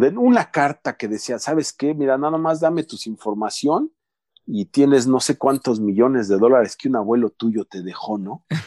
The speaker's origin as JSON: {"language": "Spanish", "country": "Mexico", "also_born_or_lived": "United States", "moved": "as an adult", "lives_now": "Calgary, Canada", "said": "cuando yo recién salí de México"}